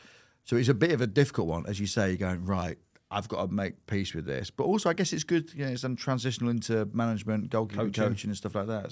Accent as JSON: {"language": "English", "region": "England", "country": "United Kingdom", "said": "I can't wait to get signed as a fourth choice keeper. Just because I'm English."}